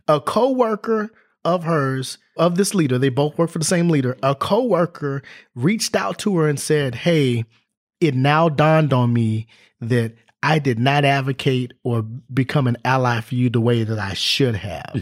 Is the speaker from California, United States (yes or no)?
yes; Los Angeles, California, United States; moved away as an adult; also born or lived in Orange County, California / West Virginia / Tennessee; I grew up in Los Angeles and went to school in Orange County